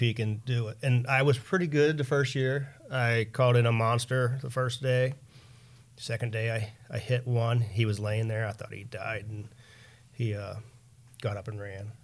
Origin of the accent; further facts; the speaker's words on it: Pennsylvania, United States; moved away; I put in for Pennsylvania every year, 'cause that's my hometown